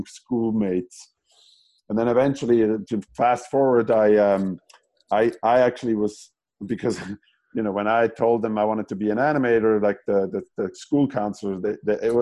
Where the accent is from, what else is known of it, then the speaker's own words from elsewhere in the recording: German-speaking Switzerland, near Zurich, Switzerland; moved away as an adult; now in California, United States; I'm from Switzerland, so the German-speaking part of Switzerland. And I grew up in at the base of the mountains, like about 45 minutes outside of Zurich.